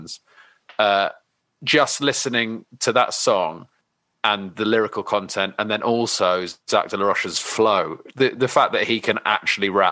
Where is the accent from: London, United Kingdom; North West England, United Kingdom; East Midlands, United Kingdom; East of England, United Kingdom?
London, United Kingdom; I grew up in London